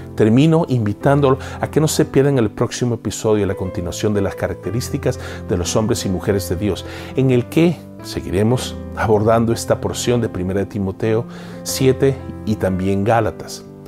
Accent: El Salvador; en mi país natal, El Salvador

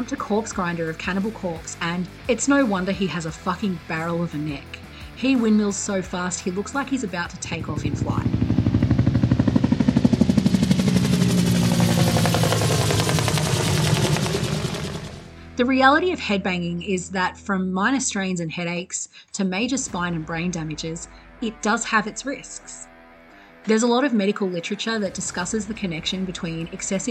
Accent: Australia; From my home state in Oz

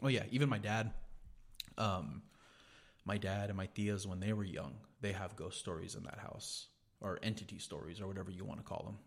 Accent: Gonzales, United States; we had a house in Gonzales, 'cause that's where I grew up in Gonzales.

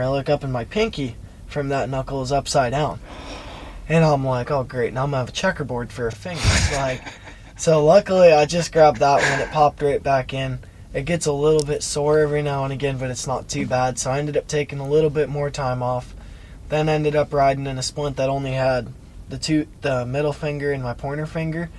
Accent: Chicago, Illinois, United States; when I was in uh, Chicago at the UTB

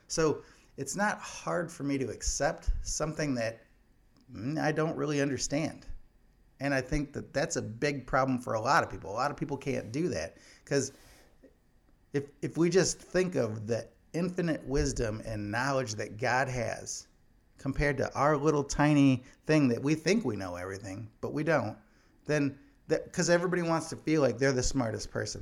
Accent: Illinois, United States; my home state of Illinois

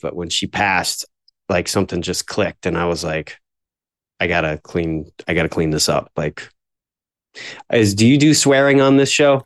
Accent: Florida, United States; also born or lived in New York; We moved down to Florida shortly after I was born

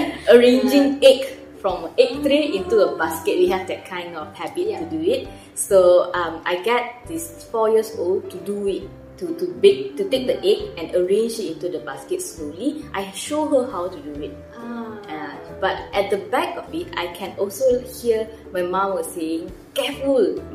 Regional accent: Malacca City, Malacca, Malaysia; moved away; I am originally from Malacca. So every now and then I will go back and visit my family in Malacca.

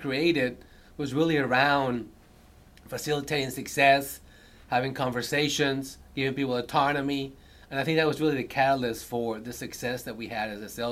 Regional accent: Earlsboro, Oklahoma, United States; also born or lived in Bogota, Colombia; now in Houston, United States; I moved to a very small rural town in Oklahoma of 200. Earlsboro, Oklahoma had population 200. That's where I grew up

